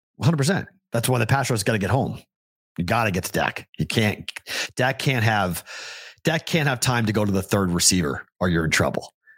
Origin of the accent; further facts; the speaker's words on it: Andover, Massachusetts, United States; I'm from Andover, Mass